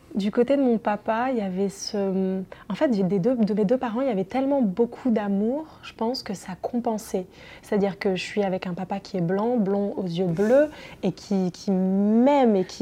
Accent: southern France, France; ils sont venus s'installer dans le sud de la France où je suis née

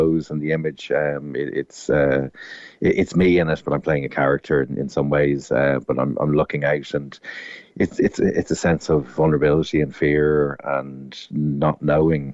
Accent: Dublin, Leinster, Ireland; I'm from Dublin, so it's odd for a Dub to be coming down

